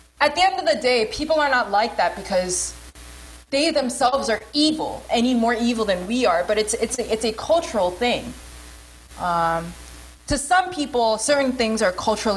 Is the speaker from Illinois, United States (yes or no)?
no; New York, United States; I grew up in New York, and, like, New York Koreans are just abrasive